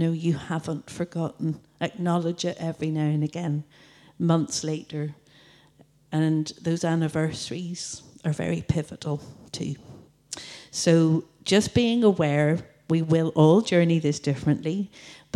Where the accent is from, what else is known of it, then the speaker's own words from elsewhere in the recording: Coleraine, Northern Ireland, United Kingdom; I'm from Coleraine